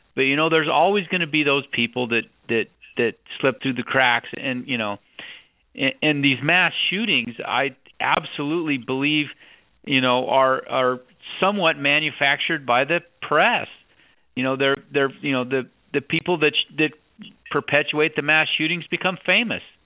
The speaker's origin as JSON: {"language": "English", "region": "Wyoming", "country": "United States", "tie": "born or raised there", "said": "I grew up in Wyoming"}